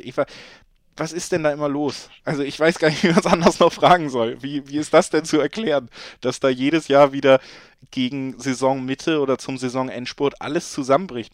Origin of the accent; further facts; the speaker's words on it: Hamburg, Germany; ich bin ja in Hamburg geboren